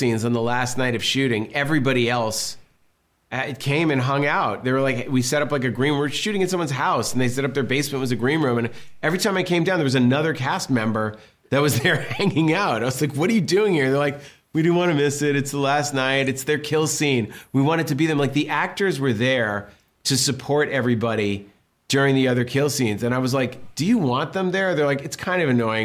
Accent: Massachusetts, United States; growing up in Massachusetts, like East Coast, punk rock

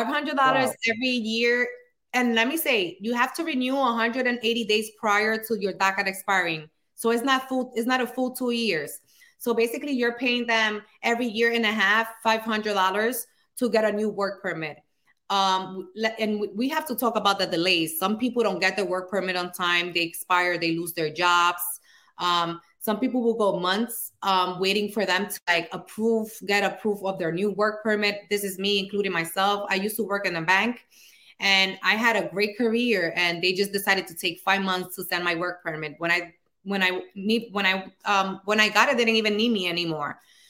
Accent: Dominican Republic; now in United States; I'm from the Dominican Republic. And last time I visited was 1999.

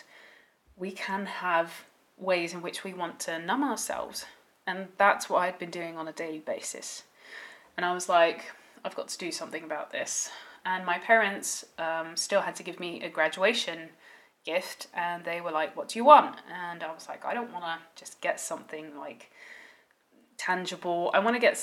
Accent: Netherlands; as I grew up in the Netherlands

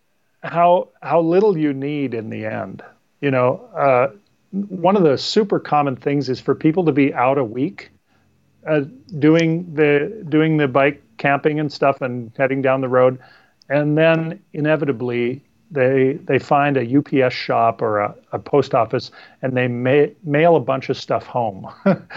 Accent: North Dakota, United States; moved away as an adult; now in Seattle, United States; I grew up in North Dakota, very windy.

